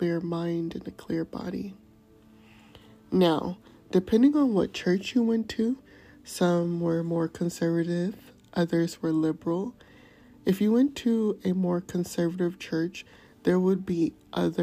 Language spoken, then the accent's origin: English; United States